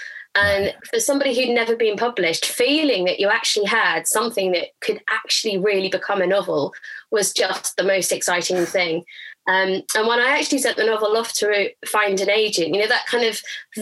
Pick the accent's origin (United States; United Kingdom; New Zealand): United Kingdom; Durham, North East England; So I grew up in Durham, which is another kind of similar to Canterbury, kind of big cobbled cathedral town